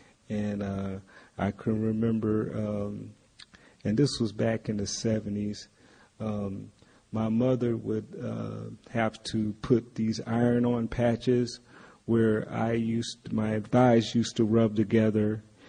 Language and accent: English; Valdosta, Georgia, United States; Actually, I'm from Valdosta, Georgia, which is a small town. And in Valdosta, Georgia, they were known for their truck stops.